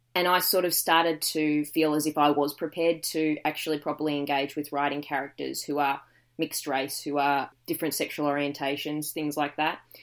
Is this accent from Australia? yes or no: yes; Dandenong Ranges, Victoria, Australia; now in Gold Coast, Australia; I grew up in the Dandenong Ranges